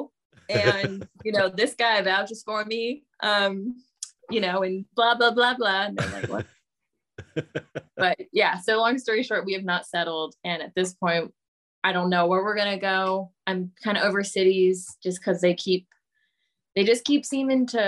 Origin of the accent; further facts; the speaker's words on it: Sonoma County, California, United States; moved away as an adult; also born or lived in San Diego, United States / Philadelphia, United States / Spokane, United States; now in New Orleans, United States; I'm from Sonoma wine country.